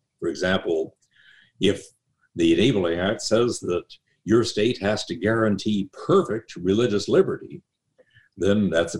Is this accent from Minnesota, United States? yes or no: no; South Dakota, United States; I was born in South Dakota. My wife was born in North Dakota, and we've lived in North Dakota too